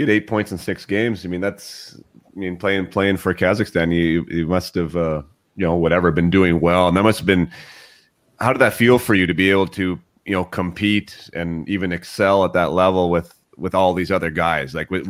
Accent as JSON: {"language": "English", "country": "Canada", "said": "being a Canadian guy and being a Canadian guy that played World Junior and won a gold medal and followed it"}